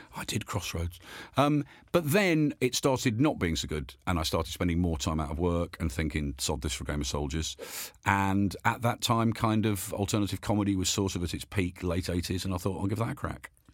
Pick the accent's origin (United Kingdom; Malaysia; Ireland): United Kingdom; Birmingham, West Midlands; I was born and brought up in Birmingham